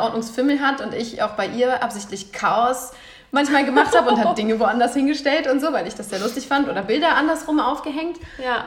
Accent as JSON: {"language": "German", "town": "Lich", "region": "Hesse", "country": "Germany", "tie": "born or raised there", "also_born_or_lived": "Lahn-Dill-Kreis near Wetzlar / Aachen / Mainz", "moved": "as an adult", "said": "nach Lich, wo ich dann aufgewachsen bin"}